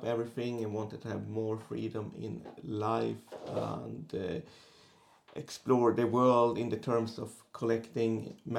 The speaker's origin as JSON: {"language": "English", "town": "Boden", "region": "Norrbotten County", "country": "Sweden", "also_born_or_lived": "Oslo, Norway", "moved": "as an adult", "said": "I'm 40 years old. I'm from Sweden, from the very north of Sweden, a small town called Boden."}